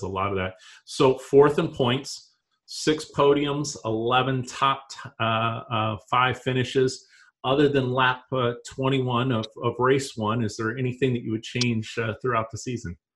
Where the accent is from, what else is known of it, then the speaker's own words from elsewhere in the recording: Yakima, Washington, United States; growing up myself in Yakima, Washington